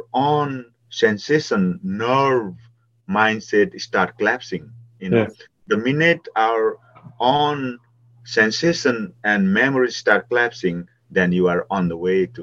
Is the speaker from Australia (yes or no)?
no; Nepal; moved away; growing up in Nepal